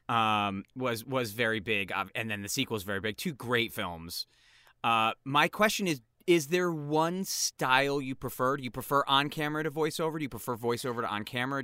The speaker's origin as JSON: {"language": "English", "region": "East Coast", "country": "United States", "said": "two of us are East Coast people here"}